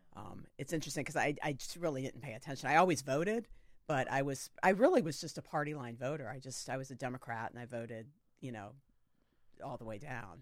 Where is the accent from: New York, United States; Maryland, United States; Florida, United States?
Florida, United States; Sarasota; I grew up in Sarasota, Florida